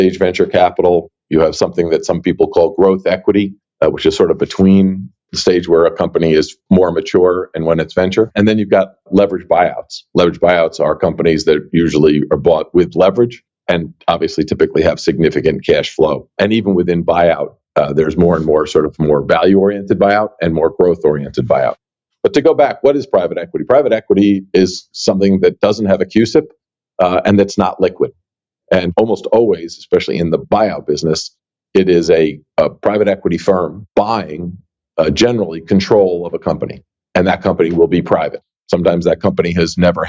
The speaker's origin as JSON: {"language": "English", "region": "New York area", "country": "United States", "tie": "born or raised there", "said": "I grew up in the New York area."}